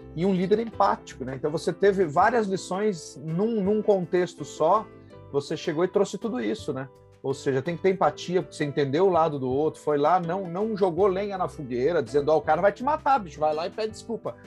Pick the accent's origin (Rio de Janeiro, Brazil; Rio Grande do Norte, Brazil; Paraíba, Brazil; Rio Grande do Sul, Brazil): Rio Grande do Sul, Brazil; Passo Fundo; now in São Paulo, Brazil; sou gaúcho de Passo Fundo, residente em São Paulo há mais de 22 anos